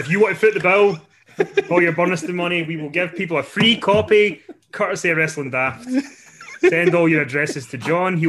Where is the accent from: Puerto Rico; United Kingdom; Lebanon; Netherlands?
United Kingdom; Scotland; being a Scottish wrestling fan